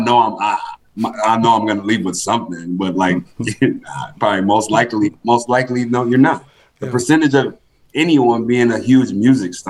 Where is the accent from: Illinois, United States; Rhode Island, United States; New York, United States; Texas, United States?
New York, United States; Rochester; moved away as an adult; now in Buffalo, United States; I'm from Rochester, been in Buffalo since 2011